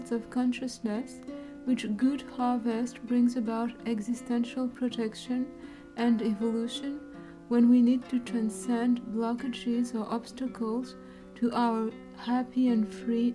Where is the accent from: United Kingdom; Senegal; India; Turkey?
Senegal; Dakar; moved away; as a little girl back in Dakar, Senegal, where I grew up